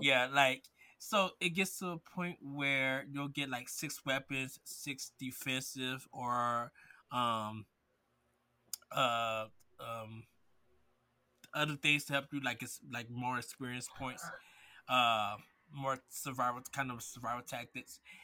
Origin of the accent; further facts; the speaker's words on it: Midwest, United States; I grew up in the Midwest with grits